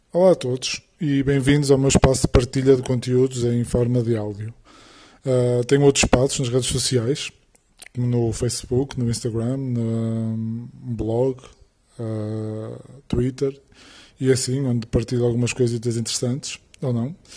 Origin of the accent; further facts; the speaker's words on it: Porto, North, Portugal; sou do Porto